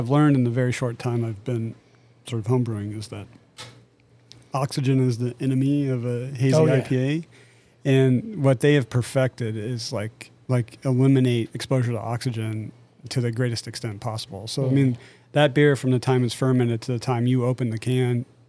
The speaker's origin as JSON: {"language": "English", "region": "East Tennessee", "country": "United States", "tie": "born or raised there", "also_born_or_lived": "England / Florida / Tucson, Arizona / Hampton Roads, Virginia", "moved": "as an adult", "said": "I grew up in East Tennessee."}